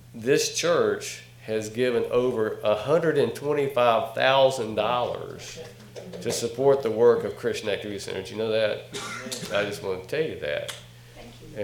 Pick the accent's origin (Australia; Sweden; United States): United States; North Carolina; from North Carolina, by the way. Can you tell from my accent?